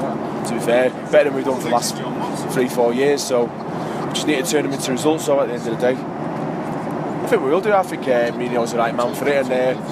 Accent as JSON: {"language": "English", "town": "Manchester", "region": "North West England", "country": "United Kingdom"}